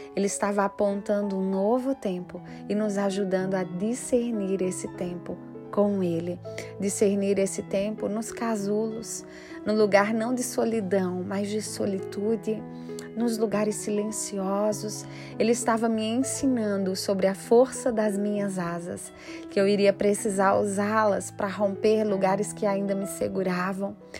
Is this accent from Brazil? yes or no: yes; Pernambuco, Brazil; moved away as an adult; now in Rio Grande do Sul, Brazil; Quando nós mudamos de Pernambuco para o Rio Grande do Sul, nós somos pernambucanos